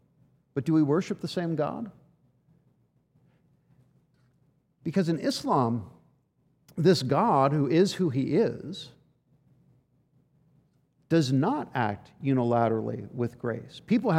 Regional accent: Washington, D.C. area, United States; I spent a big chunk of my life growing up outside of Washington, D.C., which is full of memorials

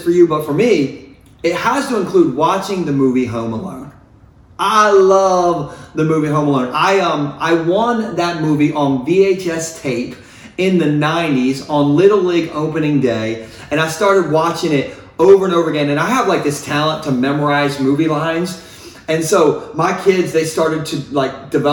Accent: United States; I grew up in Sussex County

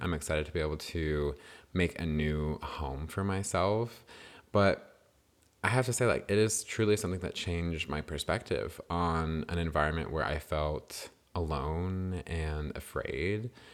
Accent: New Mexico, United States; moved away as an adult; now in Dallas, United States; I grew up in New Mexico, which is not Tornado Alley

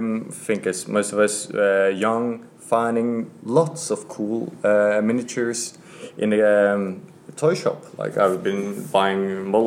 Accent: Hedmark, Norway; English is a second language; now in Oslo, Norway; I'm from Hedmark

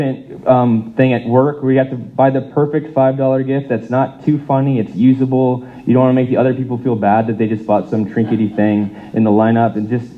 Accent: United States; moved away; I grew up in the States

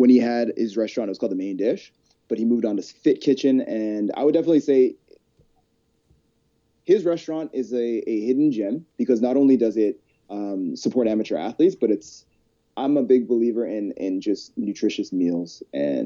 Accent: Calgary, Alberta, Canada; My hidden Calgary gem. When I lived here my whole life

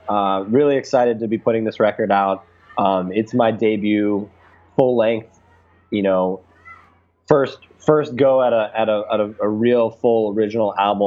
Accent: Agoura Hills, California, United States; also born or lived in Tarzana, California; I was born in California, in Tarzana, California, and I was raised in a really nice area of California outside of Los Angeles called Agora Hills, California.

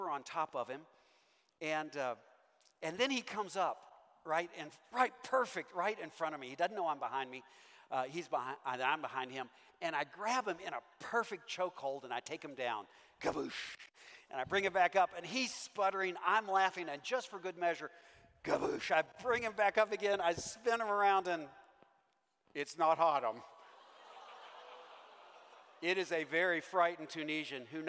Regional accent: Owensboro, Kentucky, United States; moved away; when I grew up in Owensboro, Kentucky

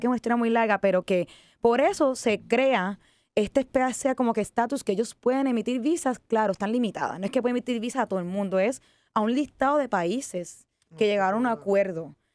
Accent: Puerto Rico; also born or lived in Ecuador / Switzerland / Japan; decido regresar a Puerto Rico

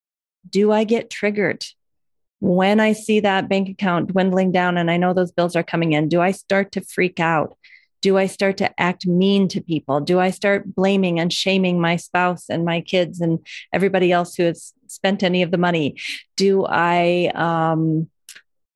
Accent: Iowa, United States; growing up in Iowa

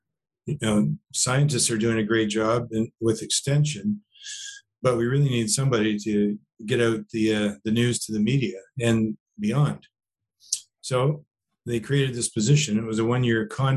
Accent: Mitchells Bay, Ontario, Canada; also born or lived in Chatham, Ontario / Windsor, Ontario; now in Guelph, Canada; I was born in Chatham, but we lived in Mitchells Bay, Ontario

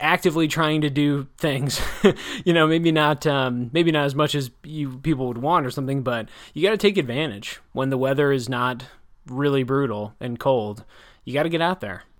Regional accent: Janesville, Wisconsin, United States; moved away as an adult; also born or lived in New Jersey; my hometown. So I grew up in Janesville from about I think from about kindergarten

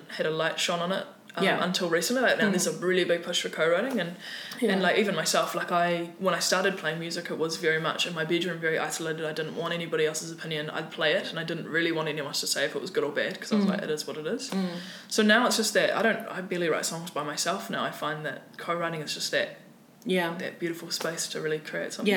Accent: Dunedin, Otago, New Zealand; in Dunedin, where I'm from and grew up

